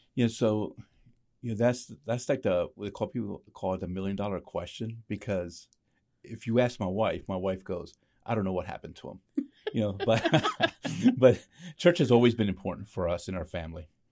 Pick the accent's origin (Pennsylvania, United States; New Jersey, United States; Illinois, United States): Pennsylvania, United States; Lancaster; also born or lived in New York; I was born in New York, but raised in, in Lancaster.